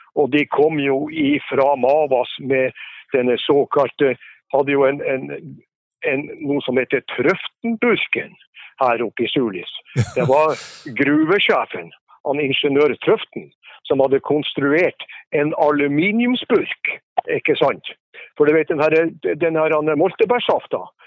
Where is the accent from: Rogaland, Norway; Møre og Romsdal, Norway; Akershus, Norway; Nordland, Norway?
Nordland, Norway; Langåsdalen, near Sulitjelma; Jeg vokste jo opp innerst i Langåsdalen